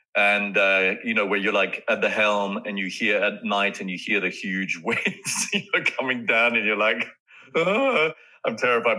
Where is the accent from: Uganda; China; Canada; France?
France; in those days, growing up in France, you know, fathers were much more severe and earnest